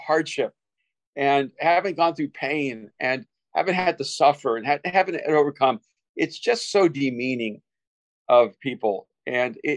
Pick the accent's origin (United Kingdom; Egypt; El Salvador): El Salvador; English is a second language; moved away; I'm an immigrant from El Salvador. I had to learn a second language in a new society, a new culture with a new people